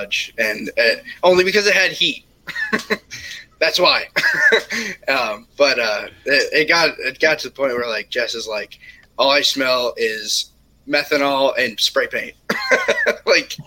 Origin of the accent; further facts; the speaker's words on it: Michigan, United States; I'm originally from Michigan